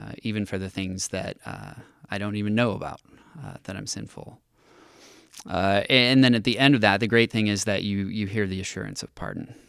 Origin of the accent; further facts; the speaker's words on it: Villa Park, California, United States; also born or lived in Santa Barbara; I grew up in North County, Orange County